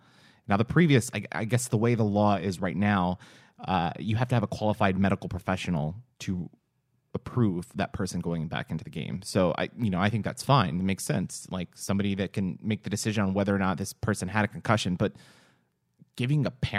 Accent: Texas, United States; we're from Texas

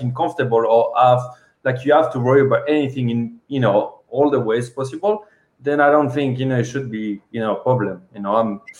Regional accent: Paris, Île-de-France, France; moved away as an adult; I'm from France. I'm born and raised in Paris. And then after I moved with my parents when they opened the business in the west side, next to the sea. And then when I was 18, I started traveling, you know, overseas

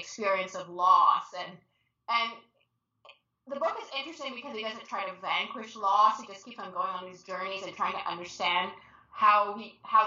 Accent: Toronto, Ontario, Canada; I am from Toronto

